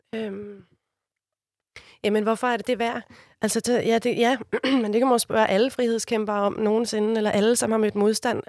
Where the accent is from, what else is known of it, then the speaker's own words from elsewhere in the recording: Copenhagen, Capital Region of Denmark, Denmark; Jeg er fra Amager